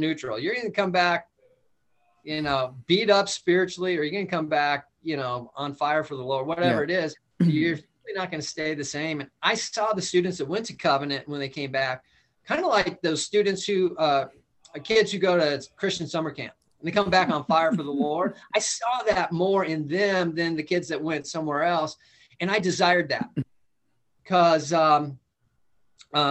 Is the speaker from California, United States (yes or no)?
yes; Calabasas, California, United States; moved away; I grew up in Southern California. Went to Calabasas High School